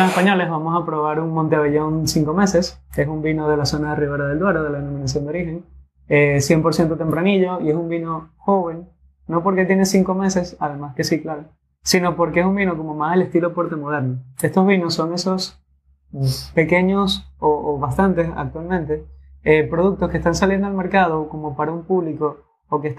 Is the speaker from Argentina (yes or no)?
no; Dominican Republic; primero de representada dominicana, que es mi tierra también